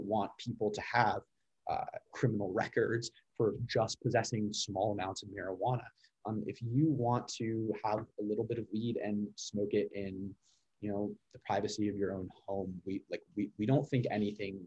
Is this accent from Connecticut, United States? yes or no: yes; Connecticut, United States; accent: standard American; now in Washington, D.C., United States; I am originally from Connecticut